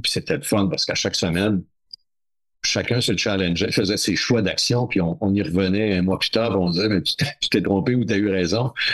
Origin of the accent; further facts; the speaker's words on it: New Carlisle, Quebec, Canada; moved away; à New Carlisle dans mon patelin de la, Gaspé, de la baie des Chaleurs en Gaspésie